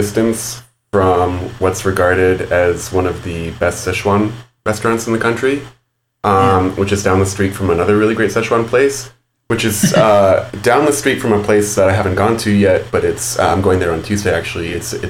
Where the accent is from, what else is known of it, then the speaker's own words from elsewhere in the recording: San Gabriel Valley, California, United States; I'm from the San Gabriel Valley, actually, which is a suburban region just to the east of Los Angeles.